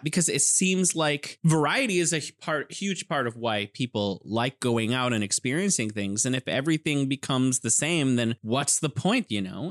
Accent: California, United States; moved away as an adult; now in Wuhan, China; I'm originally from California, and I'm here in beautiful Wuhan, China

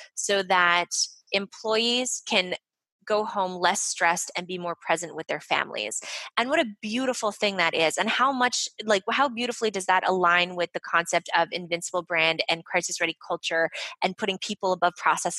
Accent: Montreal, Quebec, Canada; I'm from Montreal. So I'm fluent in French.

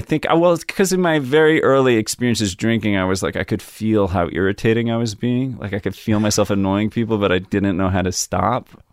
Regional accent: Yardley, Pennsylvania, United States; also born or lived in Trenton, New Jersey; I was born in Trent, New Jersey, and I grew up in, uh, Yardley, which is in Bucks County. It's like a suburb of Philadelphia.

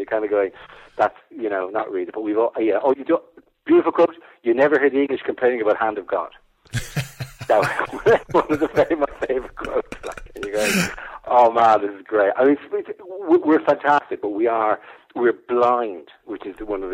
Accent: Ireland; now in England; being the Irishman, being slightly foreign alien

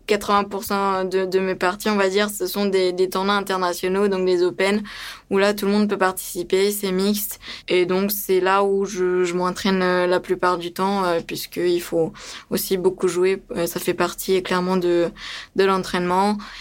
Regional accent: France; also born or lived in Romania; je suis roumaine d'origine, et que on est venu en France quand j'avais quand j'avais 9 ans

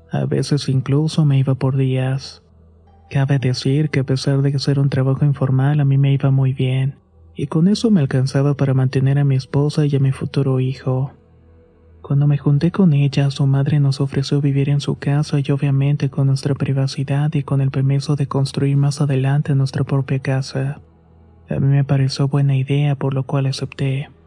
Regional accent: Chimalhuacán, State of Mexico, Mexico; soy del municipio de Chamalhuacán en el Estado de México.

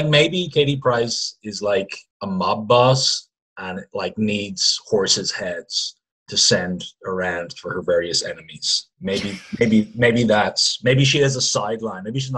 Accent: Kildare, Leinster, Ireland; I'm from Kildare.

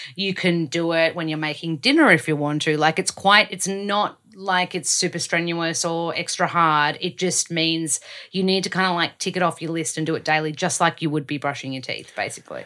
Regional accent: Australia; accent: Aussie; I don't wanna lose my Aussie accent.

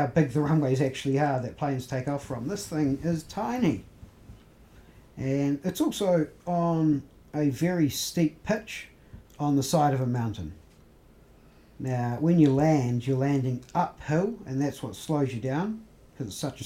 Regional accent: New Zealand; we're from New Zealand

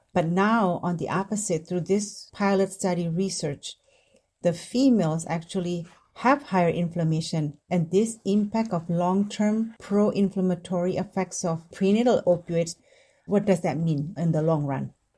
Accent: Indonesia; moved away as an adult; now in United States; I grew up in Indonesia

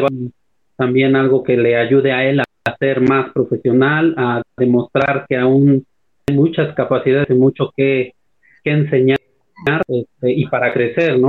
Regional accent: Puebla, Mexico; now in Oaxaca, Mexico; yo soy de Puebla, pero trabajo de profesor en la Tierra Norte de Oaxaca

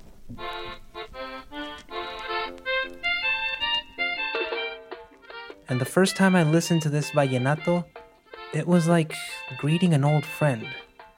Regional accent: Monterrey, Nuevo León, Mexico; moved away as an adult; now in New York, United States; I'm from Monterrey, in northeastern Mexico, and several years ago, life led me across the border to New York. But destiny has now brought me back to visit my hometown

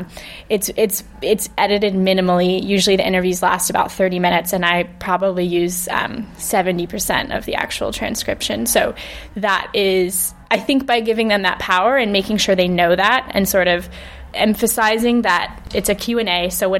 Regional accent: California, United States; moved away as an adult; also born or lived in Hackney, London; now in London, United Kingdom; I grew up in California with two British parents

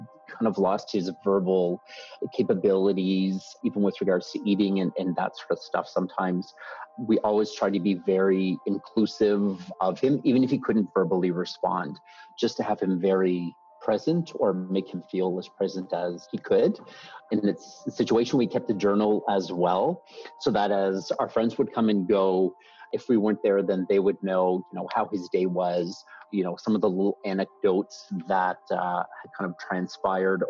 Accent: Antigonish, Nova Scotia, Canada; It's a university in my hometown, yes, which is where I went.

